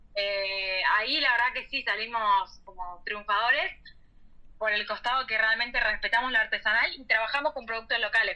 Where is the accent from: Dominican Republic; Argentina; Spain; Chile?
Argentina; moved away as an adult; now in Montpellier, France; como buenos argentinos